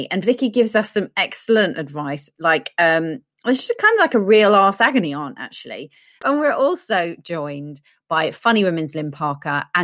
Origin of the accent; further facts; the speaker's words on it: England, United Kingdom; well, British. I am English rose.